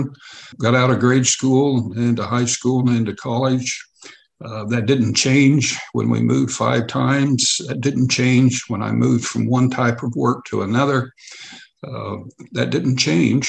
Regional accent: Oklahoma City, Oklahoma, United States; moved away as an adult; also born or lived in Southeast Kansas; I went to most of my school years was in Oklahoma City

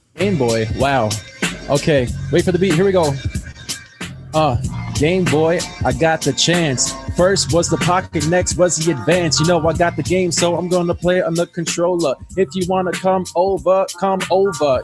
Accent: New York City, New York, United States; I'm from the Bronx, New York, half Cuban, half Italian

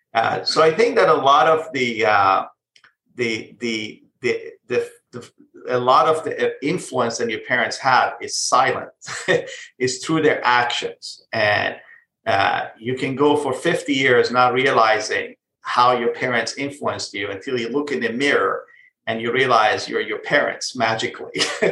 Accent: Israel; moved away as an adult; also born or lived in Iran; now in United States; So I was born in Iran, but I actually grew up in Israel. So, and before coming to the U.S., I lived in Israel.

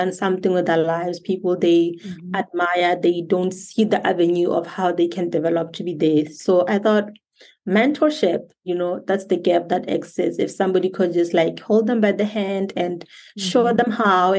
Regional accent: Botswana; I am from Botswana, born and raised.

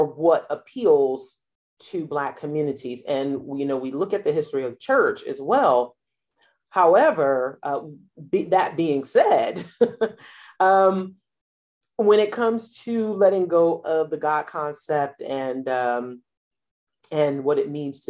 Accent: New York, United States; New York, where I grew up

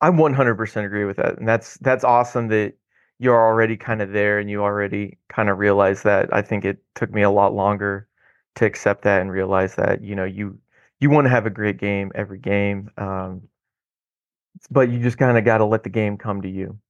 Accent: Odessa, Missouri, United States; moved away as an adult; also born or lived in Oklahoma; now in Houston, United States; I grew up just east of Kansas City on the Missouri side in a little town called Odessa.

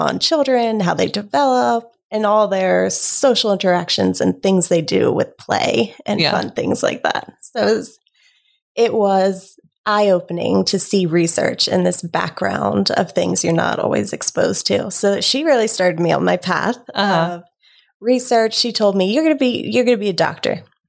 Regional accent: Delaware, United States; Native here.

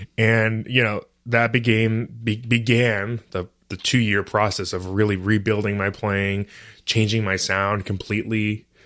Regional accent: Brighton, Michigan, United States; also born or lived in Detroit, Michigan; I was born in Detroit, Um, I was raised in a town called Brighton, which is a suburb of Ann Arbor

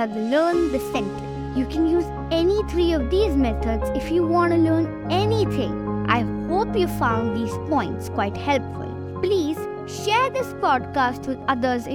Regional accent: Bangalore, Karnataka, India; I'm 10 years old and I'm from Bangalore.

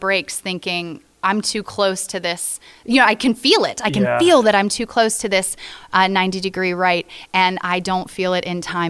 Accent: Florida, United States; born or raised there

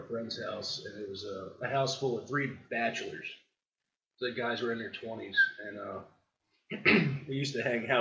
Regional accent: Baltimore, Maryland, United States; moved away as an adult; also born or lived in Fort Howard, Baltimore County, Maryland; now in Texas, United States; the first 7 or 8 years of my life, I grew up in Baltimore City as the only child to two people who should have never had children

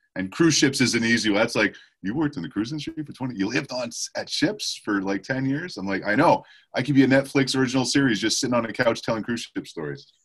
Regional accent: Montreal, Quebec, Canada; moved away; I was born and raised in Montreal, Canada.

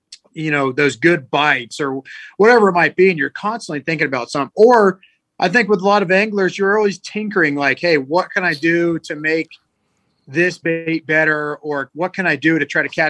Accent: Northern California, United States; when I was a child growing up in Northern California

